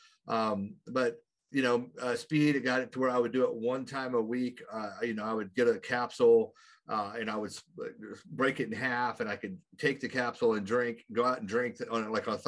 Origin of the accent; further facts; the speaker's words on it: Oklahoma, United States; I grew up in a very small town in Oklahoma, which is way over here in the United